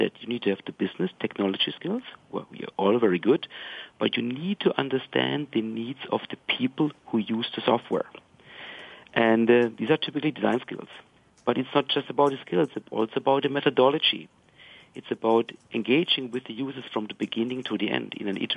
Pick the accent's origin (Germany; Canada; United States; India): Germany; I'm German